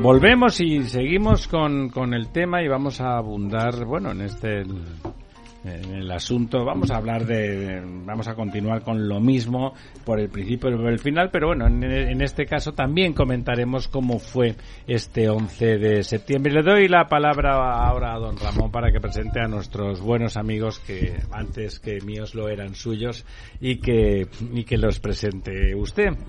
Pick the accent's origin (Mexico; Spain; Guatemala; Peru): Spain; Barcelona, Catalonia; moved away; yo ya le digo como barcelonés